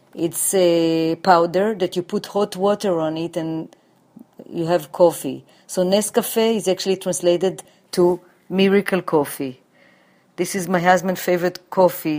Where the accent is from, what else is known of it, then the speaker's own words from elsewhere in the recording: Jerusalem, Jerusalem District, Israel; moved away as an adult; now in New York City, United States; I was born in Jerusalem, and when I moved to New York, I worked for the Israel Mission to the United Nations